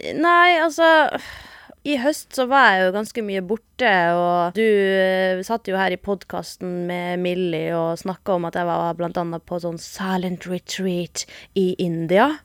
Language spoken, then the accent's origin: Norwegian; Northern Norway, Norway; A-ending som nordlending.